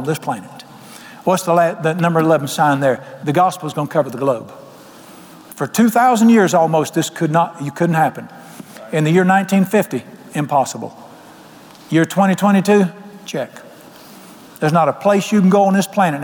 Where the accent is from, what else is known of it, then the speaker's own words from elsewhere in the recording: Charlotte, North Carolina, United States; moved away; I was raised in Charlotte